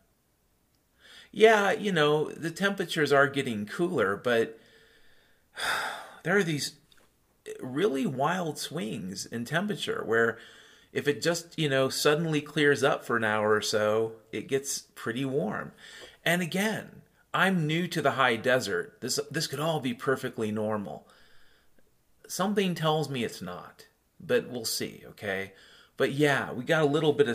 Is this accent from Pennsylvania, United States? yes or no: no; Western Washington, United States; I grew up in Western Washington